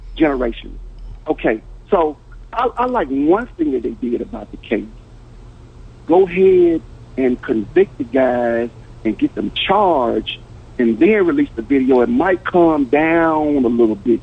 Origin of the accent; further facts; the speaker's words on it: Memphis, Tennessee, United States; moved away as an adult; now in Dallas, United States; I grew up in Memphis, Tennessee